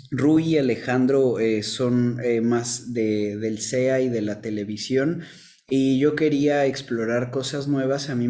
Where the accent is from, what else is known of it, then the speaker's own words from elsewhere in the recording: Mexico City, Mexico; now in Villahermosa, Mexico; Actualmente estoy viviendo en Villahermosa, Tabasco. Eh, soy de Ciudad de México, pero del 2000 al 2010 viví acá